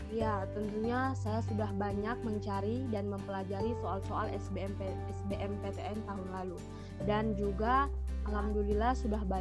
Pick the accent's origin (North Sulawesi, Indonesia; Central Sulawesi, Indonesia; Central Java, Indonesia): Central Sulawesi, Indonesia; Balantak; Asal saya dari Balantak, Kabupaten Banggai, Provinsi Sulawesi Tengah.